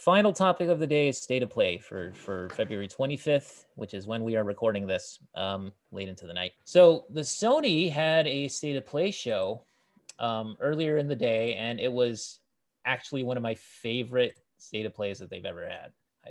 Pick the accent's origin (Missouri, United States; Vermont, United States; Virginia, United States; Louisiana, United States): Vermont, United States; Back when I was growing up in Vermont, we only had 2 jobs.